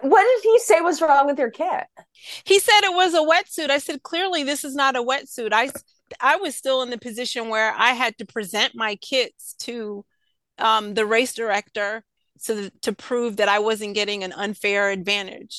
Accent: New York, United States; I grew up in New York.

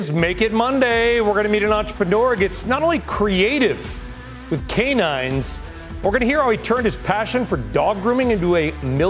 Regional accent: San Diego, California, United States; moved away; I grew up partly in San Diego.

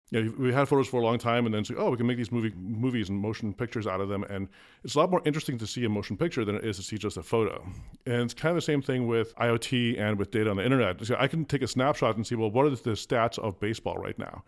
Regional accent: Cleveland, Ohio, United States; born or raised there; first language Afrikaans; English is a second language; also born or lived in Pretoria, South Africa

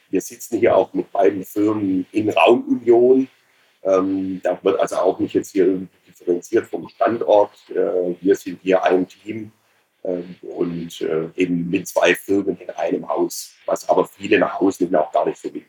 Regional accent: Ulm, Baden-Württemberg, Germany; habe dann tatsächlich zwei Jahre äh, Banklehre gemacht in meiner Heimatstadt in Ulm.

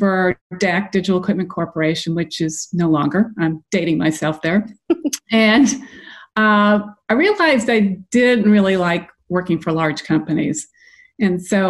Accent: New England, United States; now in Atlanta, United States; I'm originally from New England, so I remember that kind of cold weather

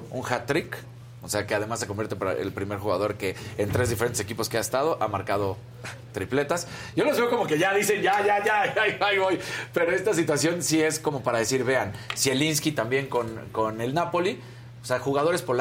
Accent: Mexico; somos los mexicanos.

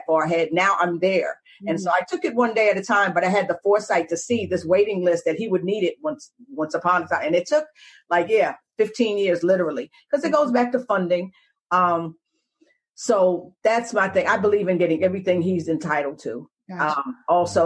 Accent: New York, United States; moved away; also born or lived in Atlanta / Texas / New Orleans; Being a New Yorker

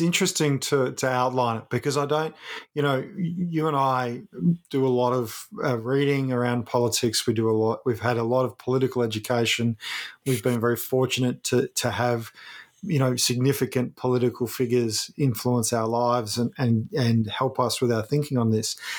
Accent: Ballarat, Victoria, Australia; moved away; My hometown of Ballarat, where my family lives

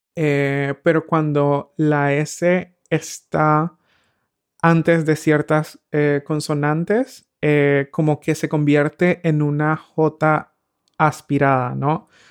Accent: Nicaragua; moved away as an adult; now in Berlin, Germany; creciendo en Nicaragua

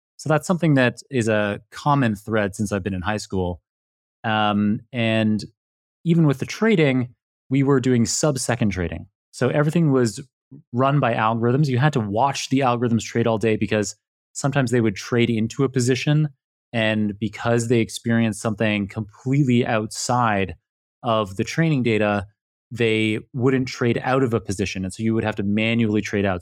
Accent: Toronto, Ontario, Canada; moved away; I am Canadian originally, yeah. I was born in downtown Toronto

